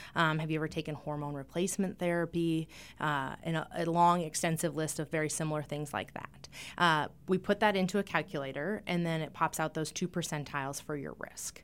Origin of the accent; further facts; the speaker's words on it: eastern Montana, United States; moved away as an adult; also born or lived in North Dakota / Seattle, Washington; now in Rapid City, United States; I was born in North Dakota, but I grew up in eastern Montana in a small town.